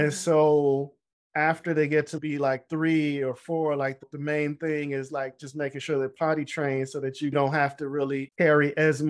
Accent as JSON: {"language": "English", "country": "Jamaica", "said": "You know, I'm Jamaican, you know, we work hard."}